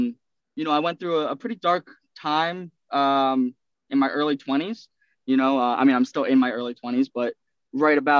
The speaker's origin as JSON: {"language": "English", "town": "Centereach", "region": "New York", "country": "United States", "tie": "born or raised there", "said": "I was born on Long Island, town of Center Reach"}